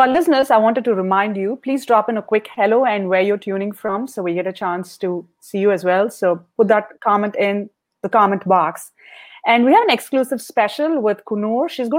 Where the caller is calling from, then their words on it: Washington, District of Columbia, United States; I'm calling from Washington, D.C.